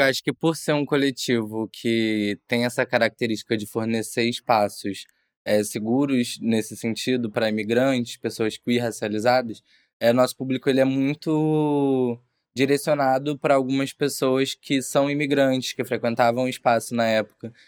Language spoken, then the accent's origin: Portuguese; Brazil; moved away as an adult; now in Portugal; eu, enquanto brasileiro